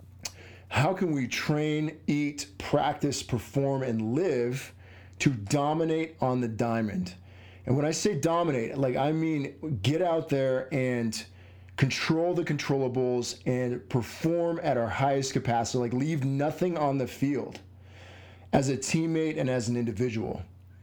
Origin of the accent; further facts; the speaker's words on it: Southern New Mexico, United States; I grew up in Southern New Mexico, which is not Tampa, Florida.